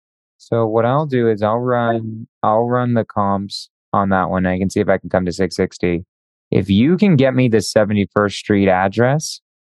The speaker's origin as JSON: {"language": "English", "area": "Bay Area", "region": "California", "country": "United States", "tie": "born or raised there", "also_born_or_lived": "Davis, California", "moved": "as an adult", "lives_now": "Denver, United States", "said": "I grew up in the Bay Area and I went to school at UC Davis. So I know Sacramento pretty well. I moved to Denver though, pretty recently."}